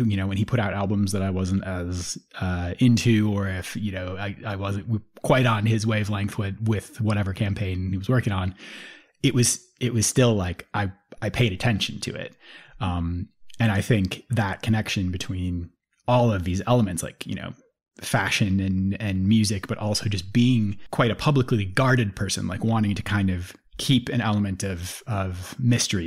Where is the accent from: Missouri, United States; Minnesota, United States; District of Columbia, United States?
Minnesota, United States; St. Paul; Yeah, I grew up in the Twin Cities. I grew up in St. Paul.